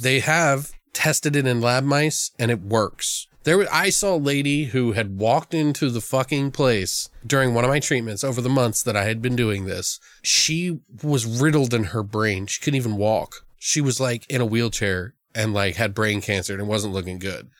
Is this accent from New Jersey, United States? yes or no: no; Maryland, United States; I've lived in Maryland, I grew up in Maryland